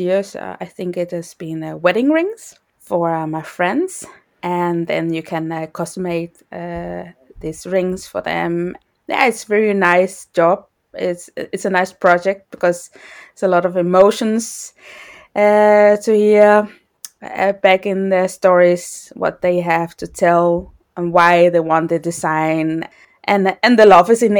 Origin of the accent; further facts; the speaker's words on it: Denmark; moved away as an adult; also born or lived in Netherlands; now in Amsterdam, Netherlands; I'm from Denmark. I'm born in Denmark, and I just got out of high school